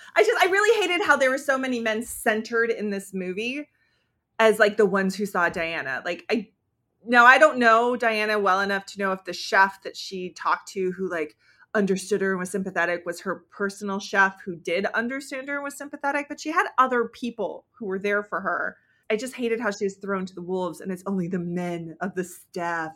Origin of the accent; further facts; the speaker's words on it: United States; as an American